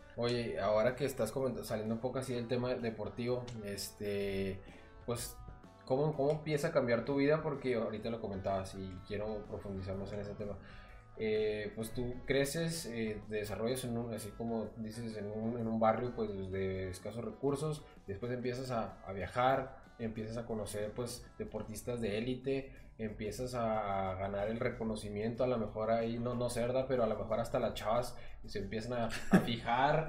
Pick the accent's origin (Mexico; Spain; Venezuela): Mexico; Chihuahua; yo soy de Chihuahua, Chihuahua